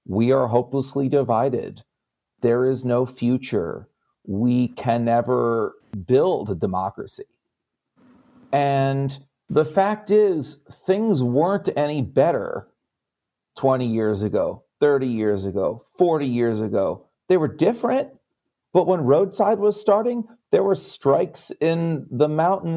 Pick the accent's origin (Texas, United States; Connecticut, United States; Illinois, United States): Connecticut, United States; also born or lived in New York; I'm a Jew from Connecticut with New York roots